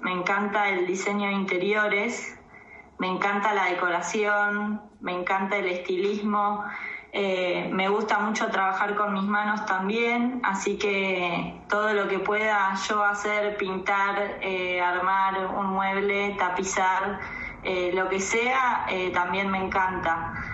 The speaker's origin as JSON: {"language": "Spanish", "town": "Tandil", "region": "Buenos Aires Province", "country": "Argentina", "tie": "born or raised there", "also_born_or_lived": "La Plata", "moved": "as an adult", "lives_now": "Esquel, Argentina", "said": "nací en La Plata y toda mi crianza fue en Tandil"}